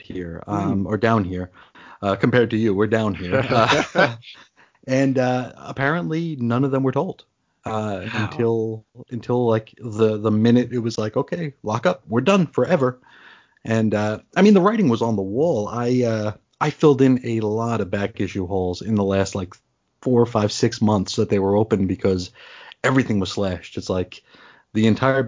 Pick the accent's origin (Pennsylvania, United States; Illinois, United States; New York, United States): New York, United States; now in Arizona, United States; I grew up in New York